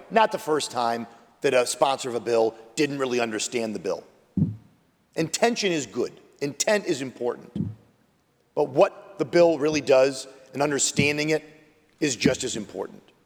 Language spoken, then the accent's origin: English; Buffalo, New York, United States; my hometown, Buffalo, New York, Western New York